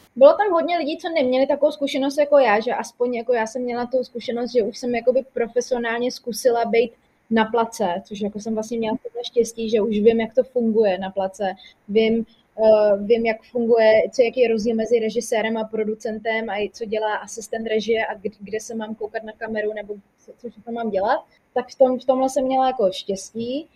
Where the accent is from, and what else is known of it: Czechia